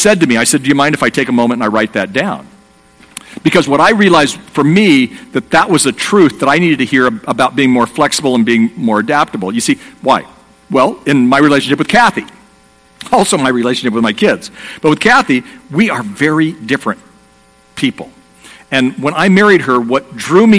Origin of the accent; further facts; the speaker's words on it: Southern California, United States; I'm from Southern California. I live in a place called Dana Point, California